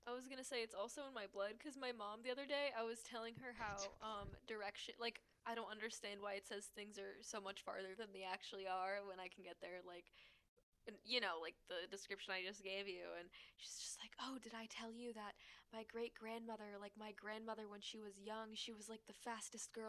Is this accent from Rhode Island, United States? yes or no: yes; Rhode Island, United States; I'm from Rhode Island.